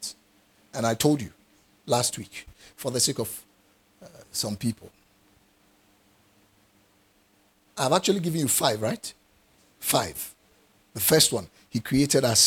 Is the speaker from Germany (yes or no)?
no; Ghana; I'm a Ghanaian and I'm defining it by where my parents found themselves and gave birth to me